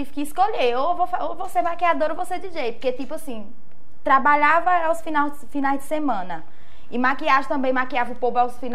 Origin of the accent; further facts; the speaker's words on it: Juazeiro, Bahia, Brazil; Cresci em Juazeiro mesmo, no bairro Tancredo Neves. Fui criada totalmente lá, mas pelos bairros ao redores também ali, todo mundo me conhece.